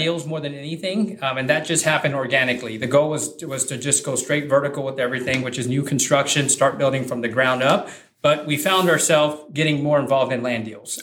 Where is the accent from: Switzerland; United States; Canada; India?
United States; San Antonio, Texas; where I grew up in that area